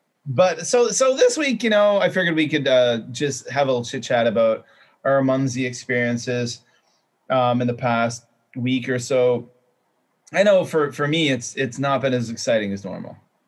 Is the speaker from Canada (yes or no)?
yes; Canada; now in Shenzhen, China; And I'm a Canadian who lives and works in Shenzhen, China, and I've lived in Asia for quite some time.